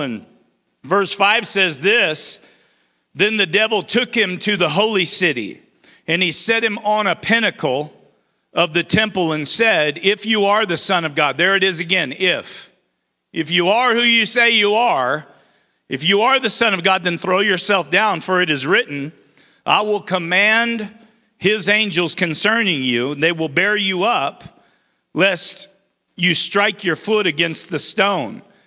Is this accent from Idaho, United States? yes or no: yes; Twin Falls, Idaho, United States; also born or lived in Baker City, Oregon; I was born and raised in Twin Falls